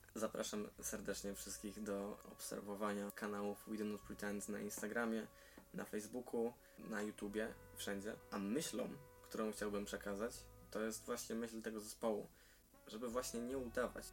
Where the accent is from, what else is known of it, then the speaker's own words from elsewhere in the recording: Silesian Voivodeship, Poland; jestem e, rodowitym Ślązakiem